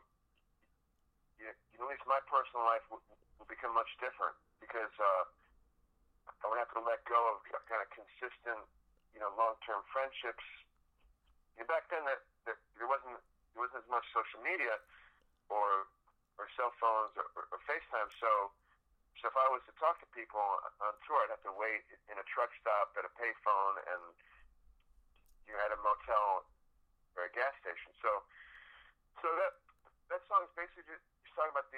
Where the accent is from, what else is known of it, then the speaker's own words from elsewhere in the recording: Buffalo, New York, United States; I'm from Buffalo, New York